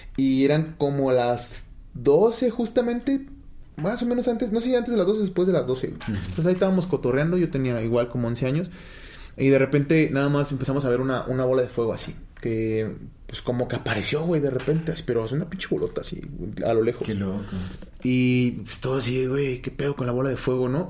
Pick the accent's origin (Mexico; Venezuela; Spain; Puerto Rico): Mexico; nosotros somos de México